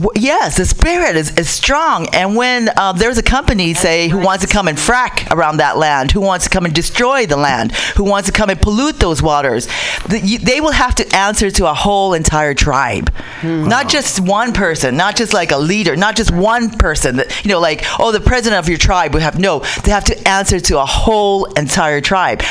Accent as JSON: {"language": "English", "region": "Utah", "country": "United States", "tie": "born or raised there", "also_born_or_lived": "Tonga", "said": "when I was growing up in Tonga and also when I was growing up in Utah when we became, when we came as immigrants"}